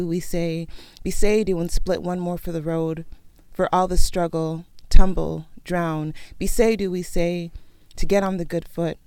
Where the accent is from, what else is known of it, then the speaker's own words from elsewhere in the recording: Oakland, California, United States; first language Sierra Leonean Creole (Krio); English is a second language; you leave outside of the house and I'm in Oakland and I'm in the Bay Area